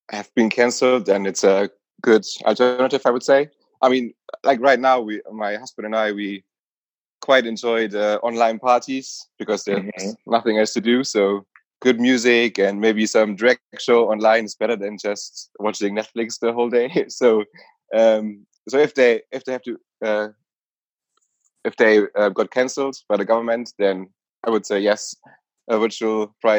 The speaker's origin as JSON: {"language": "English", "country": "Germany", "tie": "born or raised there", "also_born_or_lived": "Nuremberg", "said": "I'm from Germany. I grew up in a little village and then later moved to Nuremberg"}